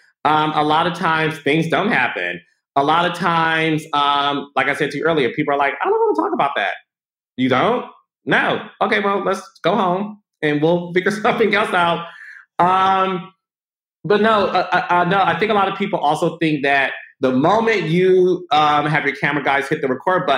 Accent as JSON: {"language": "English", "region": "Midwest", "country": "United States", "said": "I'm from the Midwest"}